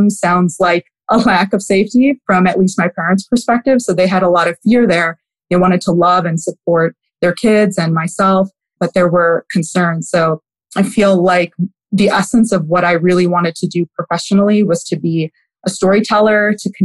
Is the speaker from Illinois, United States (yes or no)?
yes; Wheaton, Illinois, United States; also born or lived in Houston, Texas; I was raised in Wheaton, Illinois, which is a western suburb of Chicago